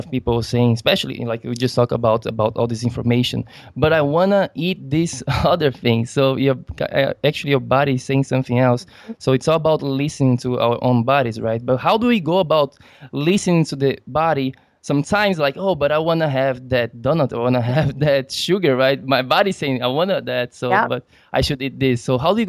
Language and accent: English; Brazil; We are from Brazil